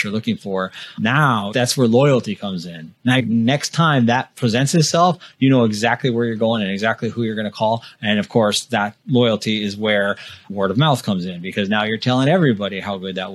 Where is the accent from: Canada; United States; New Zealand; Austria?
United States; Midwest; also born or lived in North Dakota; I went to college in the Midwest, and I'm from the Midwest